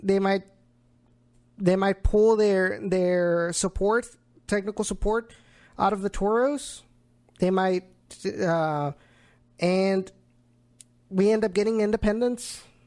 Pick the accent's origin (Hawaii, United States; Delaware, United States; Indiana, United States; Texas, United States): Texas, United States; Rio Grande Valley; it represents my hometown